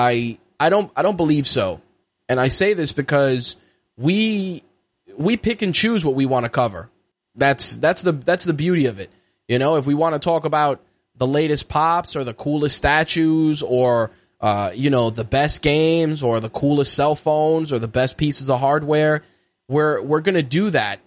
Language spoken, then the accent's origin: English; New York, United States; as a New Yorker